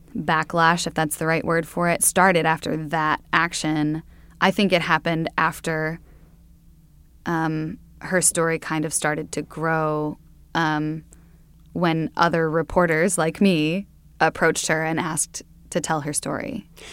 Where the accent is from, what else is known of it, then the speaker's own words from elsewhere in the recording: Sioux Center, Iowa, United States; moved away; I'm from Sioux Center, Iowa, um, which is way up in the northwest corner.